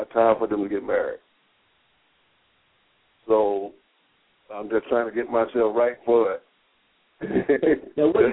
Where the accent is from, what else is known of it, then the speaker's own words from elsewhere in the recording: the South, United States; I'm from the South